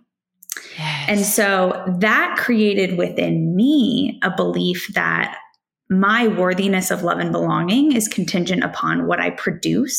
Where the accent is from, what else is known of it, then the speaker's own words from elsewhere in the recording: Silicon Valley, California, United States; growing up in Silicon Valley, the culture around me was, if you can dream it, you can build it.